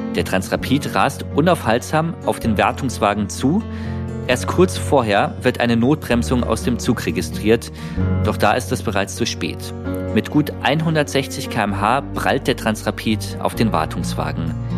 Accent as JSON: {"language": "German", "town": "Munich", "region": "Bavaria", "country": "Germany", "tie": "born or raised there", "said": "ich bin zu der Zeit in München aufgewachsen"}